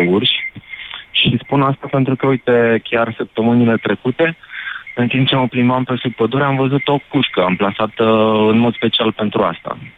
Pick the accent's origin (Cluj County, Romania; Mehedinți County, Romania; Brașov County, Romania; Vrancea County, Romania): Brașov County, Romania; Brașov; sunt brașovean